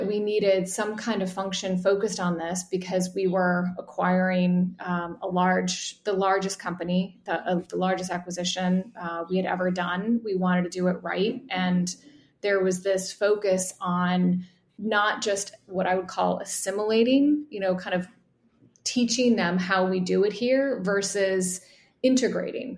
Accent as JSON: {"language": "English", "region": "Midwest", "country": "United States", "tie": "born or raised there", "said": "I grew up in the Midwest"}